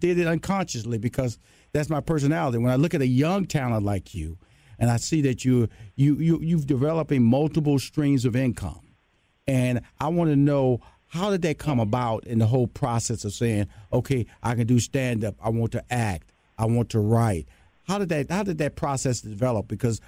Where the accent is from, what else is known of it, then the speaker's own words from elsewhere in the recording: Houston, Texas, United States; She's a Los Angeles native. I'm from Houston, Texas, a Southern boy, West Coast girl.